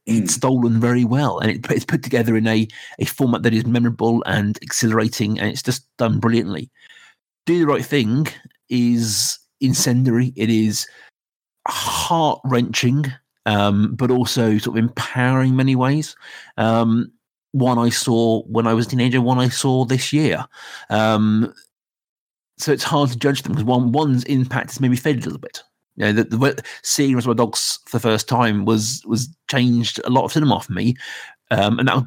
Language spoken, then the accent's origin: English; Reading, South East England, United Kingdom; we're all from Reading. We've all lived in Reading in our life.